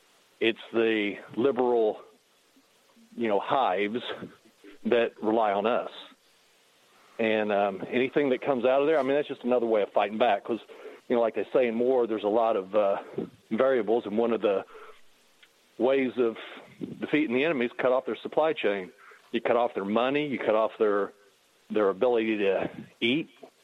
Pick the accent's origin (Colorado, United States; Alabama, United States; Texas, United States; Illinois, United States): Illinois, United States; also born or lived in Florida; I actually used to be in Florida. I was from Illinois, went to Florida, came to Illinois 20 years ago to be more centrally located for shipping and stuff.